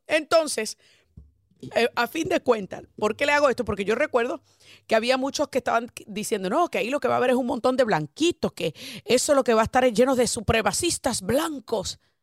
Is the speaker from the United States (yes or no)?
yes; Boston, Massachusetts, United States; moved away as an adult; now in Florida, United States; yo me crié en Boston y estudié en una universidad en Boston